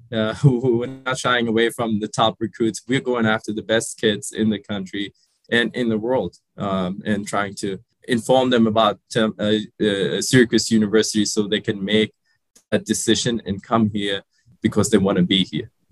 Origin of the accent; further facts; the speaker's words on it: Germany; also born or lived in Sri Lanka; I grew up in Germany. I, I was born in Sri Lanka, but we emigrated to Germany when I was five.